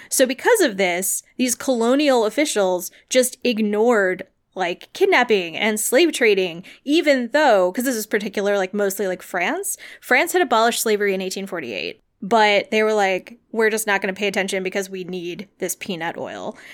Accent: United States; as like an American

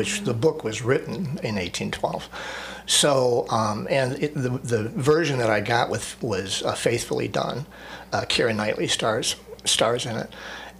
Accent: Meadville, Pennsylvania, United States; also born or lived in Cleveland, Ohio / Edinboro, Pennsylvania; now in Erie, United States; originally I was born in Cleveland, but I grew up in Meadville.

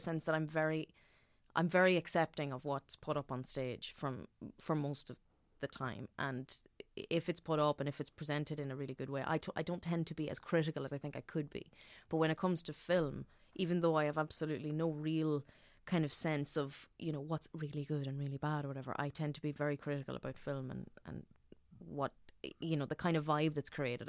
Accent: Dundalk, Leinster, Ireland; I'm from Dundalk

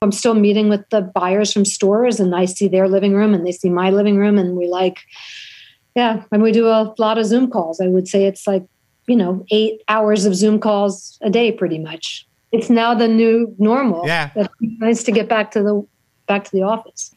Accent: New York City, New York, United States; growing up in New York City, it was so dangerous

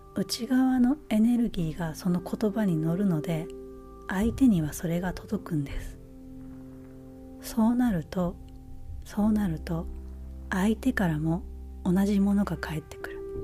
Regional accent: Japan; moved away as an adult; now in United States; このアメリカっていうえ生まれ育った母国ではないところで、えー、日本に比べたら

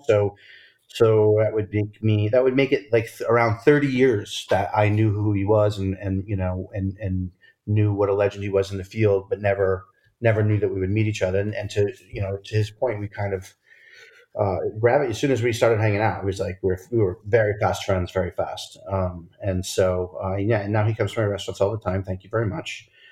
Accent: outside of Providence, Rhode Island, United States; I grew up outside of Providence, Rhode Island

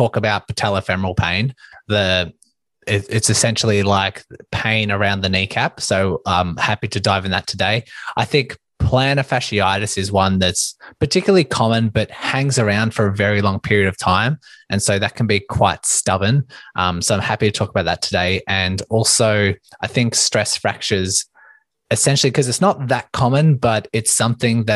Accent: Melbourne, Victoria, Australia; I am from Melbourne, Australia

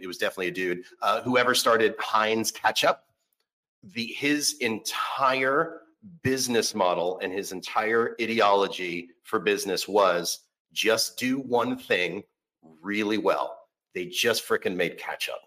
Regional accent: Orlando, Florida, United States; now in Seattle, United States; I'm originally from Orlando, Florida

